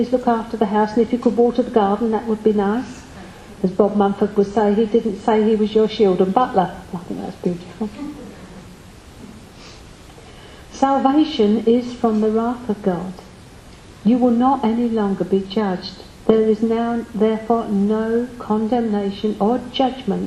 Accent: United Kingdom; we are British.

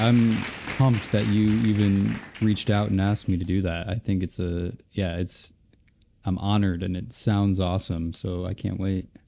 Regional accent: Cleveland, Ohio, United States; I grew up in Ohio, Cleveland, Ohio

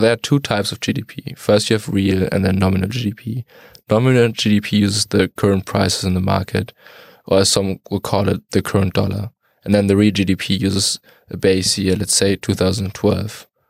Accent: Detmold, North Rhine-Westphalia, Germany; moved away; I'm, uh, from Detmold in Germany

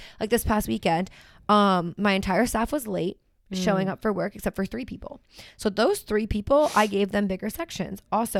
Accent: the North, Northeast, United States; moved away; also born or lived in Philadelphia / New York; I grew up in the north and have such a northern mentality still

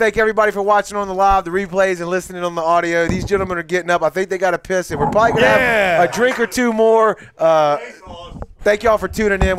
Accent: Mississippi Gulf Coast, United States; born or raised there

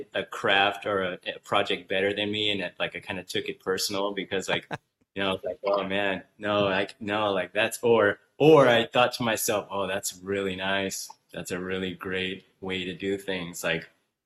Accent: Southern California, United States; I came from Southern California. I was born and raised here

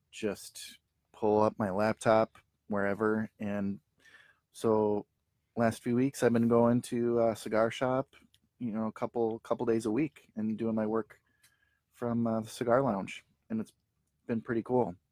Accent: St. Paul, Minnesota, United States; we're from St. Paul, Minnesota.

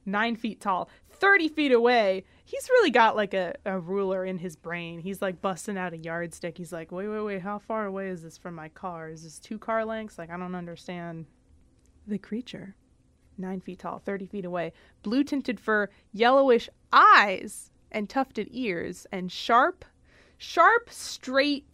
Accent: Washington, United States; I'm from Washington.

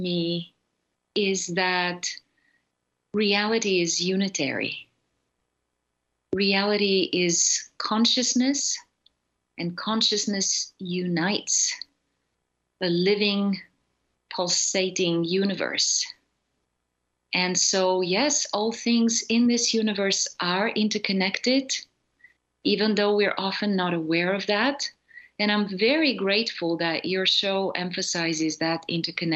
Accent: Bulgaria; I grew up in Bulgaria in a communist totalitarian society

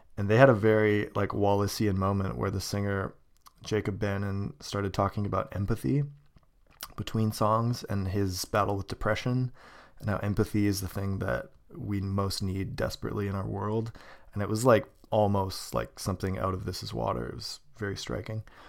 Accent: Kelowna, British Columbia, Canada; moved away; my hometown, Kelowna

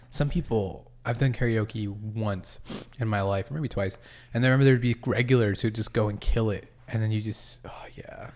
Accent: Massachusetts, United States; moved away; also born or lived in Rhode Island; I was born in Rhode Island and raised in Massachusetts

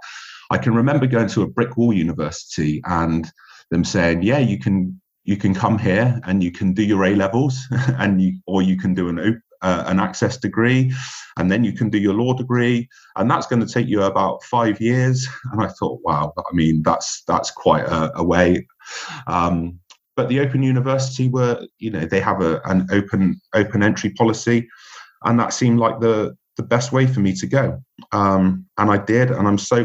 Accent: Bristol, South West England, United Kingdom; moved away as an adult; also born or lived in London / France / Switzerland; my hometown of Bristol

